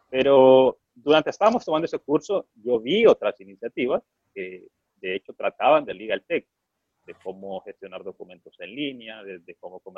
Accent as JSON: {"language": "Spanish", "country": "Honduras", "said": "Yo estaba en Honduras, yo soy de Honduras"}